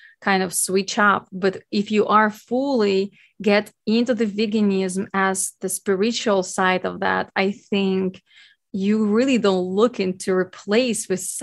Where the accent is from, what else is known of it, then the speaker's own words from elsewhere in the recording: Ukraine; now in Hawaii, United States; born and raised in Ukraine